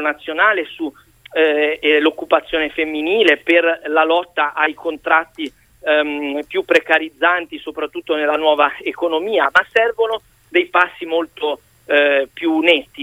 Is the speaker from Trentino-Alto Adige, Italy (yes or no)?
no; Liguria, Italy; Io sono ligure